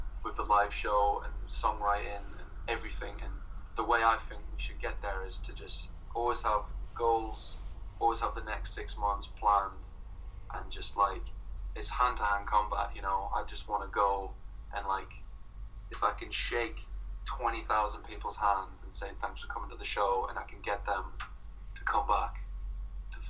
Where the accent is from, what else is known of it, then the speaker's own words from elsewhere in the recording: Sunderland, North East England, United Kingdom; moved away as an adult; now in Brighton, United Kingdom; I'm from Sunderland as well